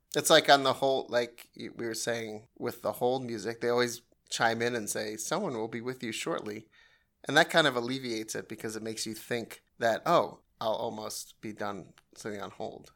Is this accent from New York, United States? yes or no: yes; New York, United States; I'm from New York